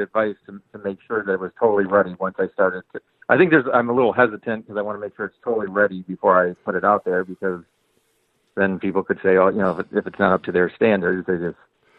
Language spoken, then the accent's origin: English; Detroit, Michigan, United States; I'm from Detroit originally